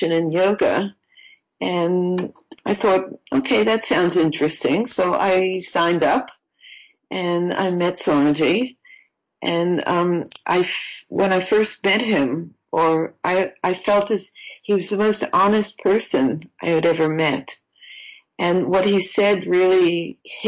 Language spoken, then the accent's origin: English; New York, United States; moved away as an adult; also born or lived in Florida